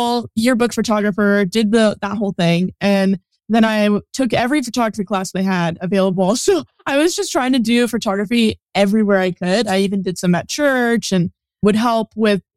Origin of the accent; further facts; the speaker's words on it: Northern California, United States; now in San Diego, United States; I am a photographer based in San Diego, but I was born and raised in Northern California